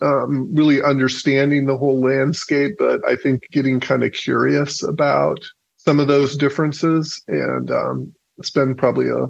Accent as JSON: {"language": "English", "region": "Iowa", "country": "United States", "tie": "born or raised there", "said": "I was born in a pretty small town in Iowa"}